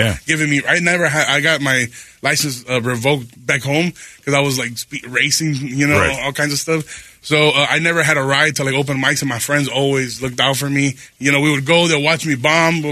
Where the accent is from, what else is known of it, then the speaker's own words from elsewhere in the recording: Chicago, Illinois, United States; I'm from Chicago